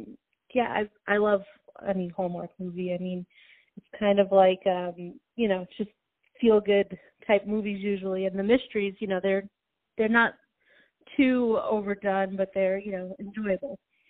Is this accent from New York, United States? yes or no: yes; New York, United States; I don't think I would have known if I didn't grow up in New York.